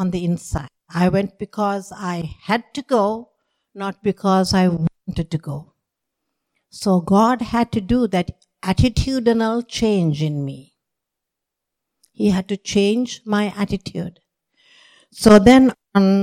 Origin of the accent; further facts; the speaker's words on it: Sri Lanka; moved away; I grew up in Sri Lanka.